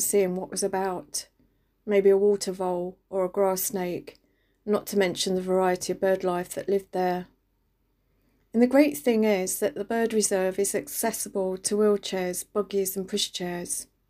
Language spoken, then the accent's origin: English; London, United Kingdom; moved away as an adult; I grew up in East London and only recently became a country girl